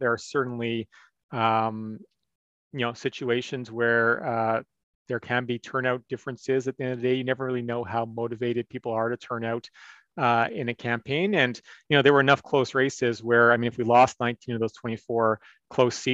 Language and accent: English; Alberta, Canada; I'm from Alberta. I grew up as an Alberta Liberal